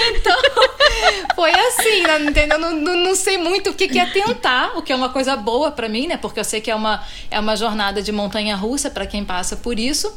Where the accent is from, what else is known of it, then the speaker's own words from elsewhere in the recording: Rio de Janeiro, Brazil; moved away as an adult; also born or lived in Belgium / Austria; now in Singapore; sou carioca da Gema. Mas acho que para os cariocas eu já sou estrangeira